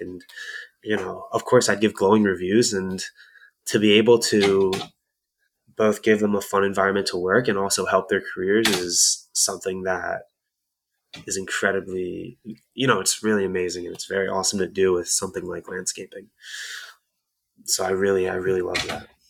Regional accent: Camden County, New Jersey, United States; I'm from South Jersey on Camden County

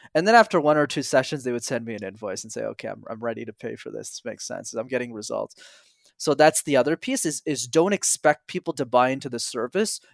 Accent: Montreal, Quebec, Canada; I grew up in Montreal where I'm still based

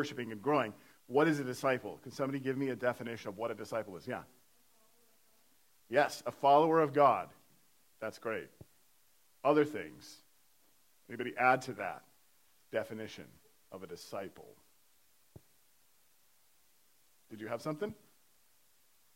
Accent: Iowa, United States; moved away; I was born and raised in Iowa. So, not from Pennsylvania, but born and raised in Iowa

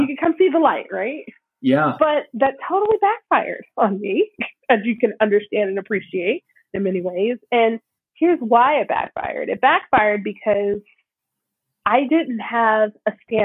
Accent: South Mississippi, United States; now in Minneapolis, United States; I'm from South Mississippi

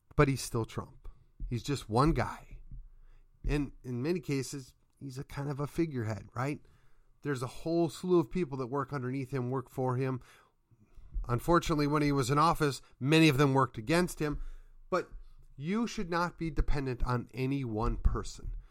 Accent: Midwest, United States; now in Texas, United States; I'm from the Midwest, and we're clearly not Yankees.

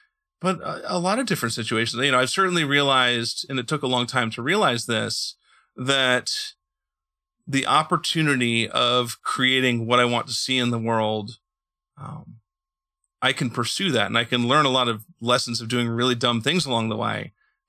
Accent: Indiana, United States; born there; my wife, because she knows I was born in Indiana and she knows I like football, she decided to send me to the Super Bowl that year.

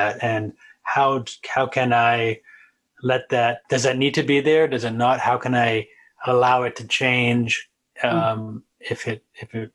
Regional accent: Massachusetts, United States; also born or lived in New England; I'm from Massachusetts

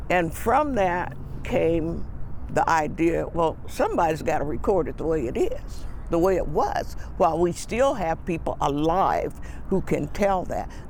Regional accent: Las Vegas, Nevada, United States; growing up on the West Side, I attended the historic West Side School in 1949 and I walked the dirt roads. This was nothing but desert here.

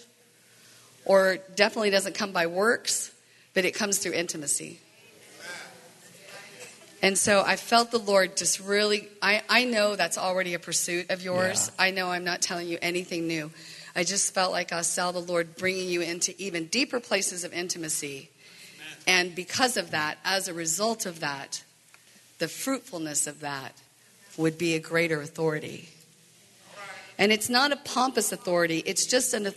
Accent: the Bible Belt, United States; moved away; I grew up in the Bible Belt

